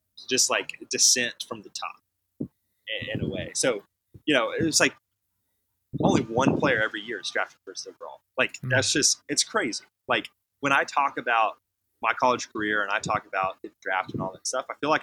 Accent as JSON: {"language": "English", "town": "Houston", "region": "Texas", "country": "United States", "tie": "born or raised there", "said": "I was born in Houston"}